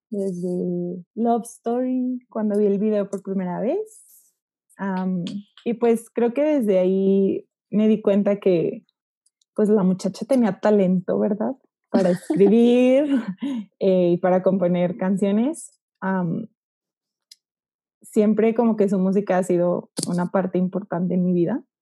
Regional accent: Aguascalientes, Mexico; soy de Aguascalientes

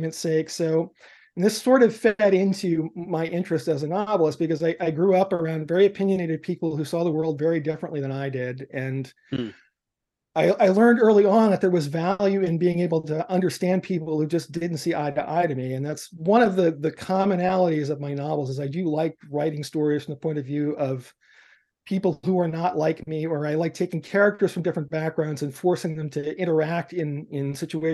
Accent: New York City, New York, United States; now in Seattle, United States; I was growing up in New York City in the immediate aftermath of the civil rights movement

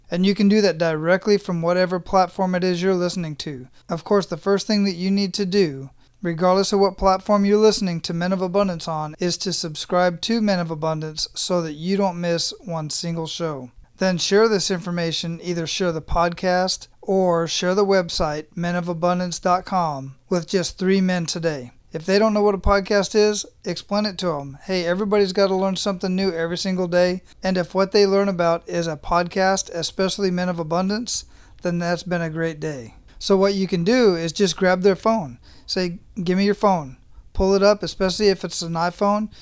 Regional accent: Phoenix, Arizona, United States; moved away; I'm originally from Phoenix, Arizona, so we do the same thing up there. The snow stays up in the mountains, but it is quite hot where I, where I grew up at, so I don't get back there very often.

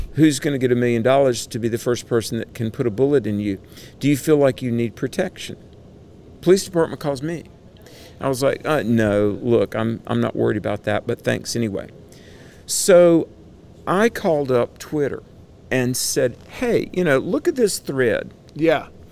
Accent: Greensboro, North Carolina, United States; my hometown of Greensboro, North Carolina

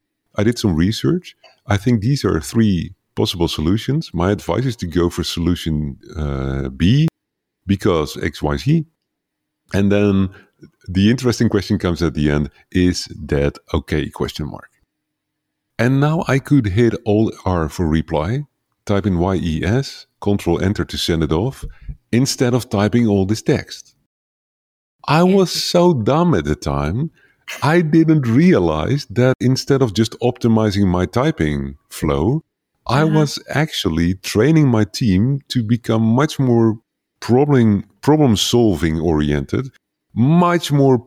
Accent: Netherlands; first language Dutch; English is a second language; very tiny village somewhere to the east of New York, like at the other side of the ocean. And so English is not my native language. But I find that most people around the world can understand my English better than they can understand my Dutch.

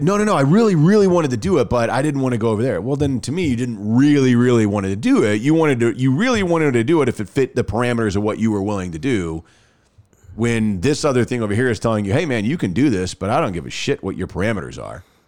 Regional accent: Dallas, Texas, United States; moved away as an adult; now in Birmingham, United States; I'm from Dallas. I grew up there

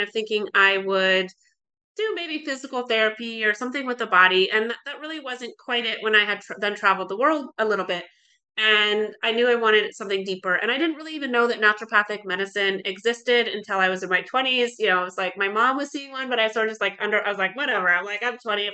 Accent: Alaska, United States; moved away as an adult; also born or lived in Oregon; I grew up in Alaska, really loved Alaska

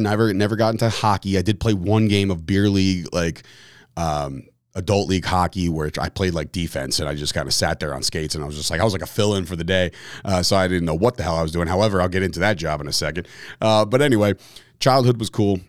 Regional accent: Fords, New Jersey, United States; also born or lived in Belleville, New Jersey / Woodbridge, New Jersey; I'm a Woodbridge guy. I'm a, I was born and raised in Fords, New Jersey

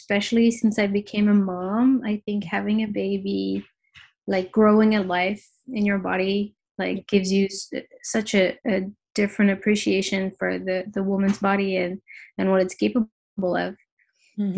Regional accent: Paris, Île-de-France, France; moved away as an adult; also born or lived in New York; I am born and raised in Paris, but I have lived in New York for 7 years and just recently moved back to Paris, my hometown.

